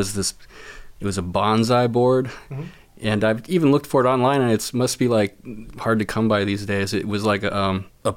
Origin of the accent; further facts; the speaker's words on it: San Rafael, California, United States; Marin County, Northern California